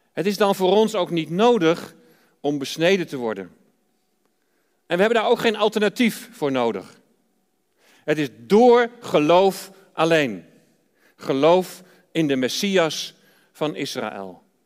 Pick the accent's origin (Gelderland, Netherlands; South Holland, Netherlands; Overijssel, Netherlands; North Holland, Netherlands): Overijssel, Netherlands; Deventer; moved away; Wij komen oorspronkelijk uit Deventer